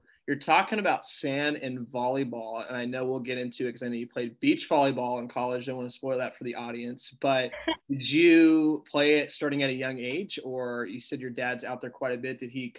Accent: Roswell, Georgia, United States; I grew up in Roswell.

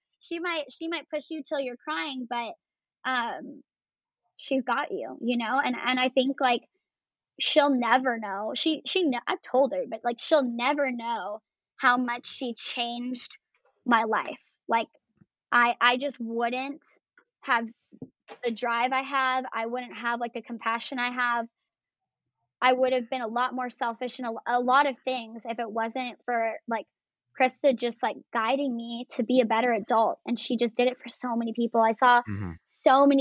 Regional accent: Michigan, United States; moved away; also born or lived in California; I'm from Michigan originally. I was born there.

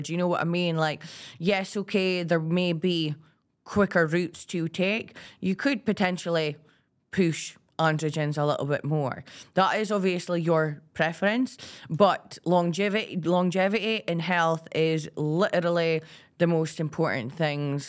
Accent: Aberdeen, Scotland, United Kingdom; I'm from Aberdeen

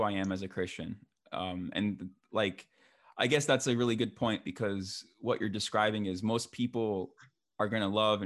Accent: New Jersey, United States; I was born in New Jersey, the promised land of New Jersey

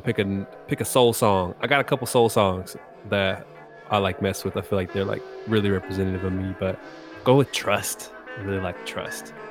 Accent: Texas, United States; also born or lived in DMV (Washington, D.C. area); now in Washington, D.C. area, United States; I'm based in the D M V right now, uh, but born and raised in Texas

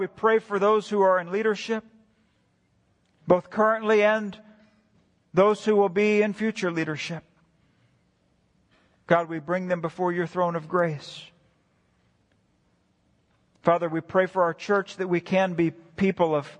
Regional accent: United States; as a nation and as an American church

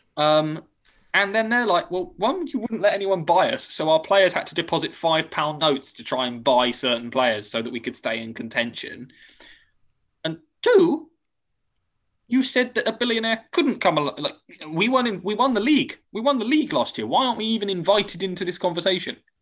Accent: United Kingdom; I am British.

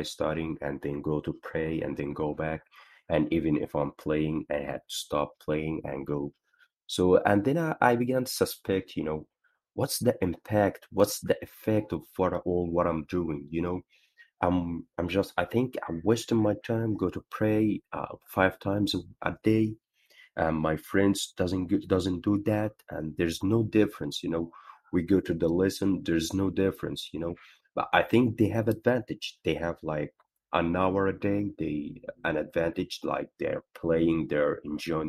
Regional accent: Egypt; I'm 24 years old. I'm from Egypt.

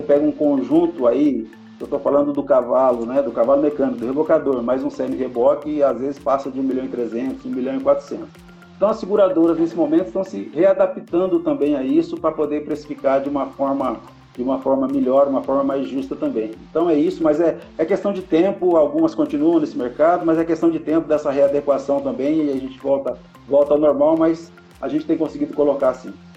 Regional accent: São José do Rio Preto, São Paulo, Brazil; um conterrâneo nosso aqui de Rio Preto

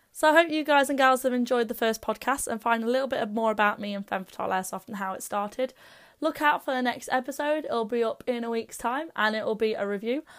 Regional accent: Derby, East Midlands, United Kingdom; my hometown of Derby

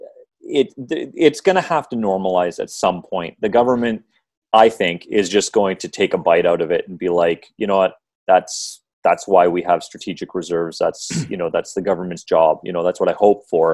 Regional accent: Canada; as a Canadian

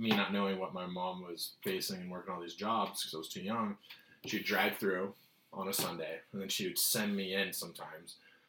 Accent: Rosarito, Baja California, Mexico; I grew up in Baja, California, majority of my childhood in a town called Rosarito. And literally like 4 months out of each year of my life until I was like 13, I would be in Mexico and stuff.

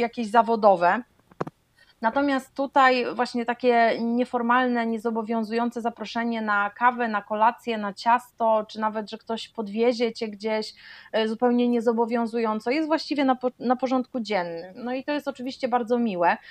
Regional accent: Gdańsk, Pomeranian Voivodeship, Poland; moved away as an adult; now in Faroe Islands; uziemił mnie w Polsce, w rodzinnym Gdańsku

